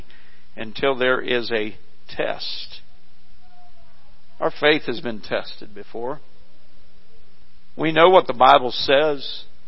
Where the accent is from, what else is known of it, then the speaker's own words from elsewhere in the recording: Missouri, United States; where I grew up in Missouri